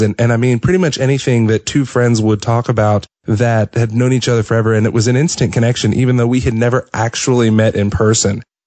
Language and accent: English; Atlanta, Georgia, United States; I am from Atlanta